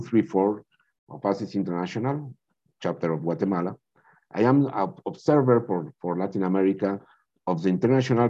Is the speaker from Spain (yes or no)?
yes; Spain; also born or lived in France; I am from Spain. I was raised between France and Spain